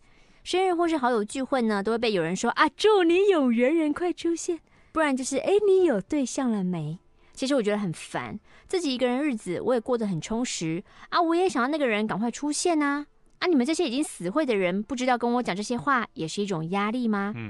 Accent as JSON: {"language": "Chinese", "region": "Kinmen County", "country": "Taiwan", "said": "我是来自金门的电话亭，有太多故事了。可是我们金门太小"}